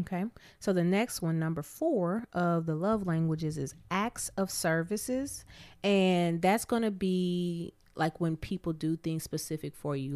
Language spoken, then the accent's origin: English; Abilene, Texas, United States; moved away; I'm originally from Abilene, Texas